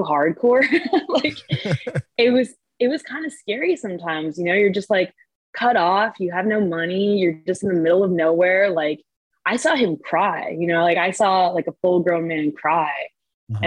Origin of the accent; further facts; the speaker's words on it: Canada; now in Montreal, Canada; I'm Canadian